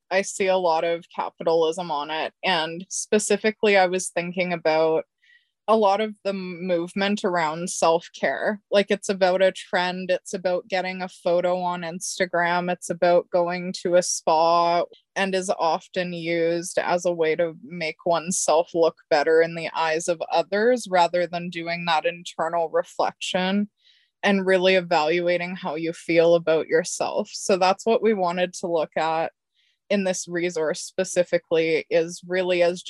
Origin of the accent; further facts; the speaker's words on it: Central Alberta, Canada; I'm from Central Alberta